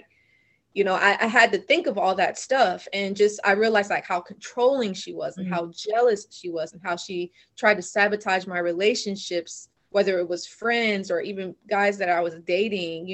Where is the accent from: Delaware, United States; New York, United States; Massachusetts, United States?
Delaware, United States; I grew up in Delaware.